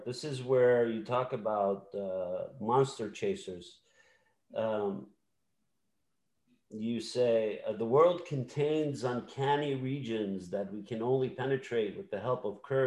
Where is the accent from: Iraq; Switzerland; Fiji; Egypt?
Iraq; Samarra, Saladin Governorate; in my hometown of Samarra, we trace our lineage back to the prophet